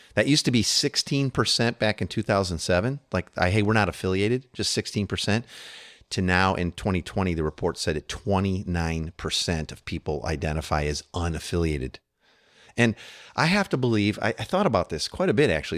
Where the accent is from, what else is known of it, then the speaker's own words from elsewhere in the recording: United States; as an American living here